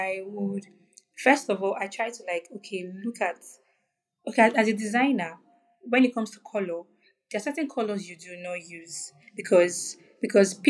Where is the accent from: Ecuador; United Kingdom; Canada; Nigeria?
Nigeria; I'm from Nigeria.